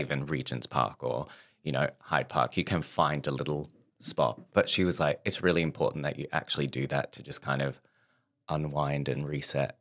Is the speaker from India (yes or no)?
no; Perth, Western Australia, Australia; moved away as an adult; now in London, United Kingdom; growing up in Perth